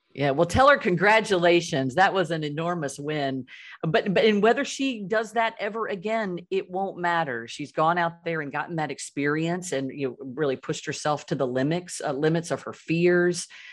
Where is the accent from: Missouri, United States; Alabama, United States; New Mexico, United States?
Alabama, United States; Birmingham; I grew up in Birmingham, Alabama, and my broader family still lives there